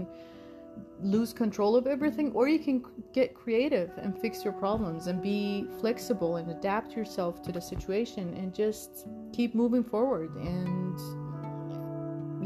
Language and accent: English; Iran; now in United States; we grew up in Iran. We're sisters, as you knew from our trailer. But we grew up in Iran